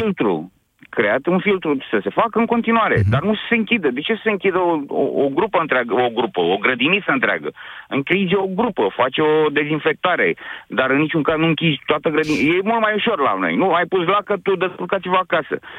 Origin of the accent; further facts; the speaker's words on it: Bucharest, Romania; sunt din București